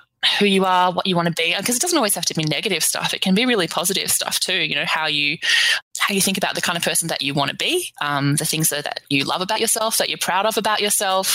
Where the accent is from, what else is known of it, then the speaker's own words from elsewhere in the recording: Melbourne, Victoria, Australia; I'm from Melbourne in Australia.